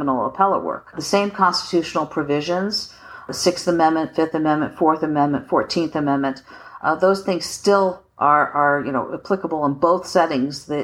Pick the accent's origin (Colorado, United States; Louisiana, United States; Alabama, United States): Colorado, United States; also born or lived in Washington, D.C. / Boston; now in Philadelphia, United States; I'm from Colorado, very rural upbringing.